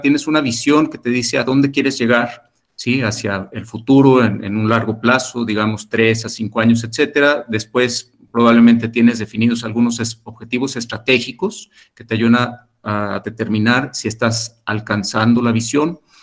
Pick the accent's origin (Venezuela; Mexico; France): Mexico; Como sociedad mexicana